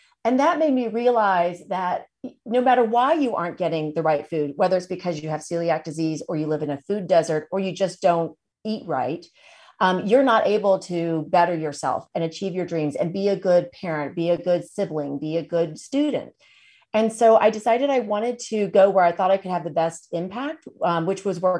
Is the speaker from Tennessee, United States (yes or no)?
yes; Tennessee, United States; moved away; So I'm originally from Tennessee.